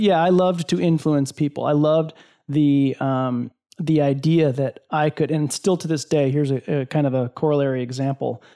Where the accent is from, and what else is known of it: Iowa, United States; born or raised there